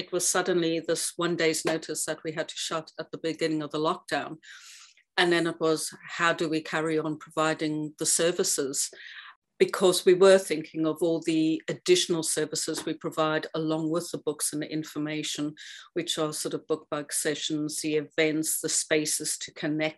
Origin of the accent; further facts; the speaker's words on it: Cape Town, Western Cape, South Africa; now in Western Isles, United Kingdom; growing up in Cape Town